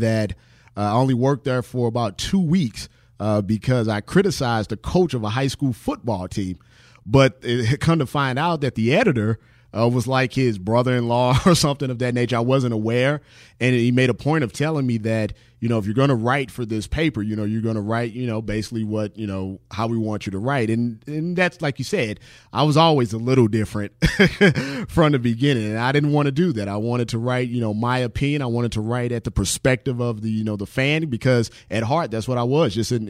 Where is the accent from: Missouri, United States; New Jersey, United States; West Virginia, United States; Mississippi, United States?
Missouri, United States; St. Louis; Well, I'm originally from St. Louis, Missouri. I actually still reside there now.